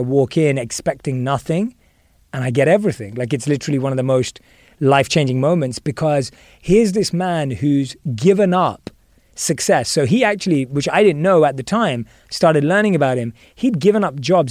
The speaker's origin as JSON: {"language": "English", "region": "London", "country": "United Kingdom", "tie": "born or raised there", "moved": "yes", "said": "I was born and raised in London"}